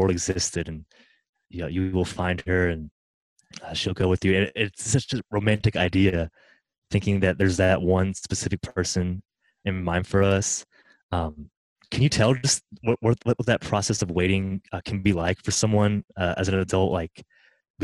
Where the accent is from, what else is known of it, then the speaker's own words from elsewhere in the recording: Middle Tennessee, United States; I grew up here in Middle Tennessee.